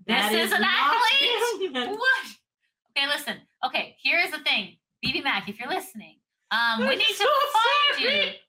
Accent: Canada; Guys, we're from Canada. We are from, We are part of the Commonwealth, but sometimes we have our own pronunciations

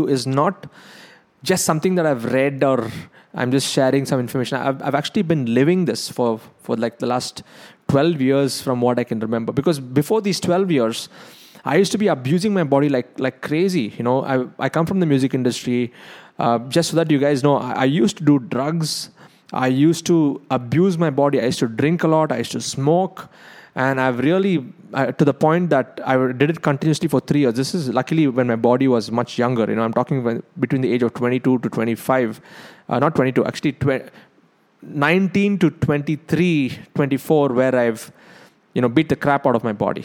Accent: South India, India; I'm South Indian

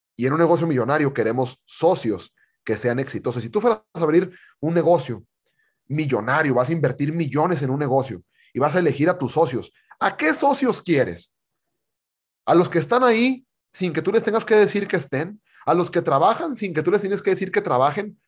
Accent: Monterrey, Nuevo León, Mexico; Yo soy de Monterrey

